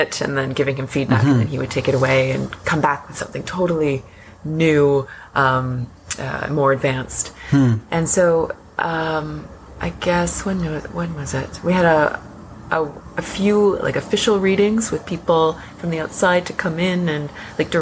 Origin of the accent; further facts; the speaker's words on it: Newmarket, Ontario, Canada; I grew up in Newmarket, north of here